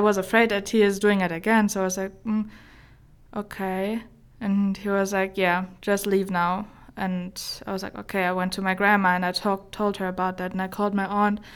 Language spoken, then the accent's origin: English; Germany; English is a second language; moved away as an adult; now in Sterling, United States; I, uh, grew up in a old town in Germany. It's about, like, an hour away from Frankfurt.